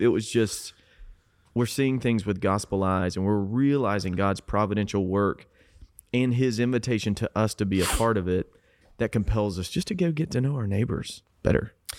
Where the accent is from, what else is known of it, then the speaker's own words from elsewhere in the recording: South Georgia, United States; moved away; I grew up in South Georgia